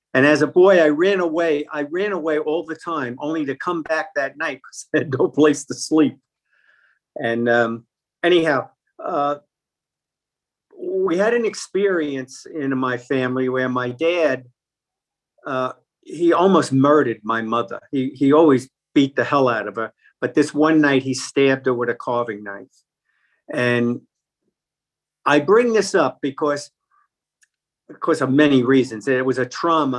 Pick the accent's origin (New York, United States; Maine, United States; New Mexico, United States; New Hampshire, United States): New York, United States; New York City; I grew up in Brooklyn, New York